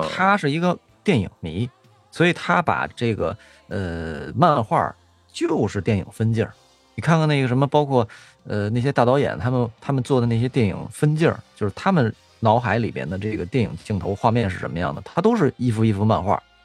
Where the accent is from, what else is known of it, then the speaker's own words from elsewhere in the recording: near the Summer Palace, Beijing, China; 我最小的时候，应该是我们家住颐和园边儿上